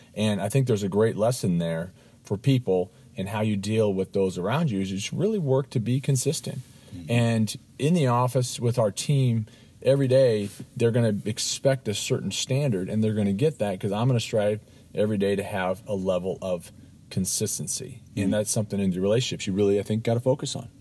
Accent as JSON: {"language": "English", "town": "Los Angeles", "region": "California", "country": "United States", "tie": "born or raised there", "said": "I grew up in Los Angeles, California"}